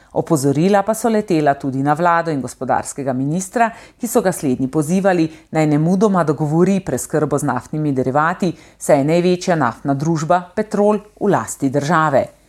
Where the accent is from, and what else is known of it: Slovenia